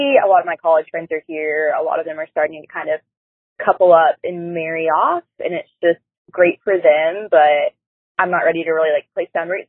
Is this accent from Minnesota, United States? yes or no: no; Nashville, Tennessee, United States; now in Birmingham, United States; But I grew up in Nashville. I live in Birmingham.